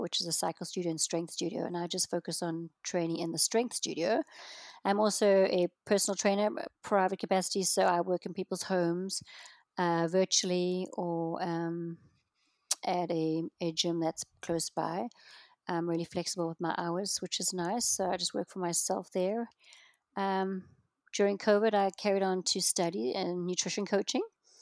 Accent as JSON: {"language": "English", "country": "South Africa", "tie": "born or raised there", "moved": "as an adult", "lives_now": "Dallas, United States", "said": "I was born and raised in South Africa, but I've been in Texas, well, Dallas actually, since we moved over here, 12 years now"}